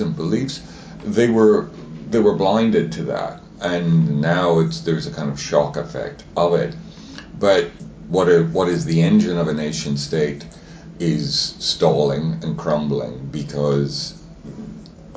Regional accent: Ireland; moved away as an adult; now in Toronto, Canada

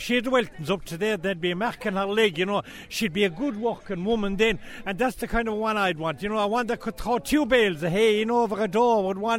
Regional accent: Waterford, Munster, Ireland; I'm here from Waterford. Do you ever hear tell of a place called Waterford?

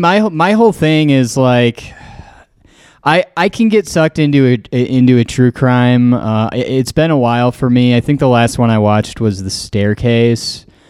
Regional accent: Green Bay, Wisconsin, United States; who I grew up with in Green Bay

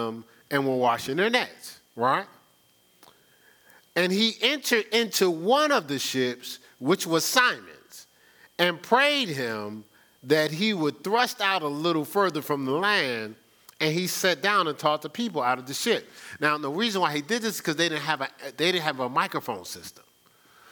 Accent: Newark, New Jersey, United States; moved away; I'm from Newark, New Jersey

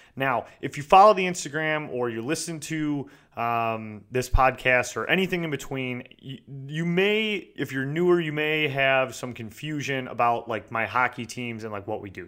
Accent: United States; I'm American

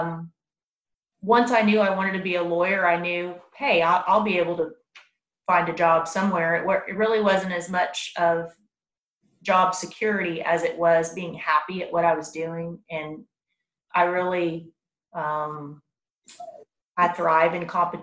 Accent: Round Rock, Texas, United States; also born or lived in San Angelo, Texas / Lubbock, Texas; I grew up right here in Williamson County also. I went to Chisholm Trail Middle School and then Round Rock High School

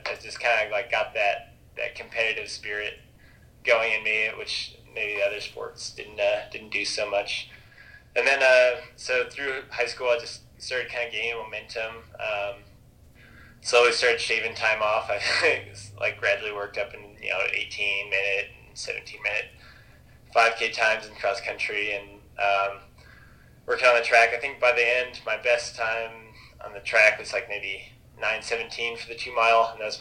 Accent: Logan, Utah, United States; I grew up in Logan, Utah, so it's not too far away from where I am now

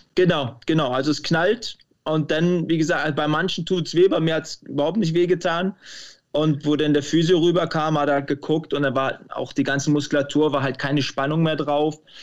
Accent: Cologne, North Rhine-Westphalia, Germany; moved away as an adult; also born or lived in Stuttgart / Leverkusen; now in Ireland; Ich bin ja in Köln groß geworden

